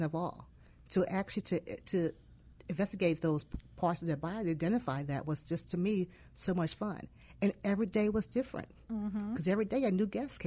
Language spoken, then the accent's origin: English; Philadelphia, Pennsylvania, United States; moved away as an adult; also born or lived in Lake County; I'm from Philadelphia originally, inner city Philadelphia